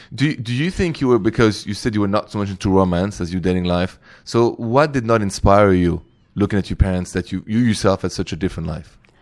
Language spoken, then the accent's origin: English; Paris, Île-de-France, France; I'm from Paris